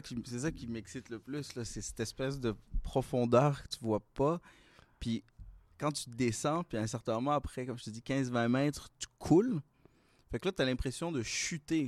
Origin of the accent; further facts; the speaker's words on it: Laval, Quebec, Canada; now in Montreal, Canada; j'ai grandi un peu à Montréal, mais j'ai passé la majeure partie de ma vie à Laval